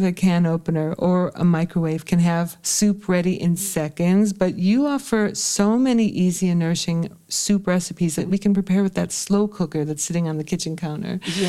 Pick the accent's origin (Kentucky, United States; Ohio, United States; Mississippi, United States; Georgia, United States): Ohio, United States; my home state of Ohio